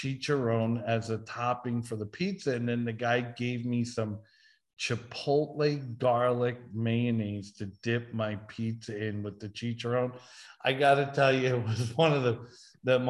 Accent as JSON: {"language": "English", "region": "New York", "country": "United States", "tie": "born or raised there", "moved": "yes", "said": "as a kid growing up in New York"}